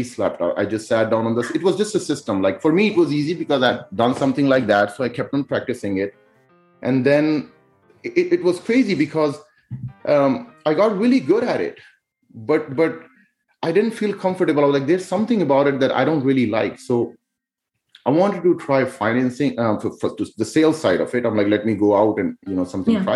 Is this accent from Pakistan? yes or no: yes; Pakistan; moved away; I was, you know, born and raised in Pakistan